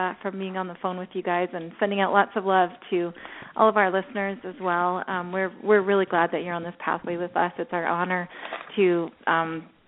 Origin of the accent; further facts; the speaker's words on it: Scotland, United Kingdom; I'm Scottish